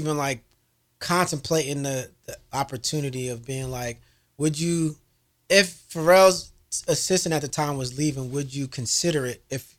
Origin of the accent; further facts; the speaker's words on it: New Jersey, United States; Because I'm from New Jersey.